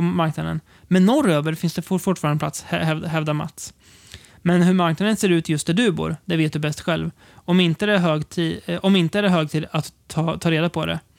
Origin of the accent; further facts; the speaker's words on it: Degerfors / Karlskoga, Örebro County, Sweden; orterna där vi växte upp